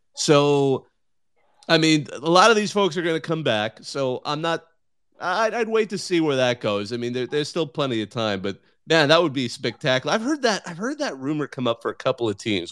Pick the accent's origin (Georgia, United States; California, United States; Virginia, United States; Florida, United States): California, United States; Bakersfield; I grew up in the Central Valley myself